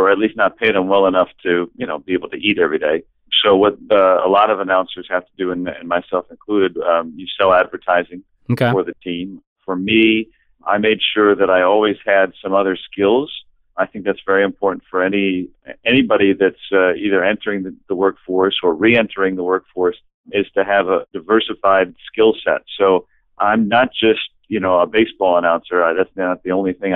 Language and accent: English; Roseville, Michigan, United States; my hometown of Roseville, Michigan